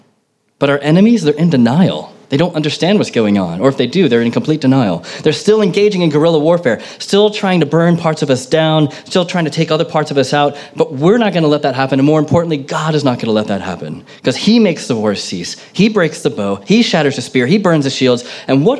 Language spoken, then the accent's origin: English; United States; moved away; growing up in America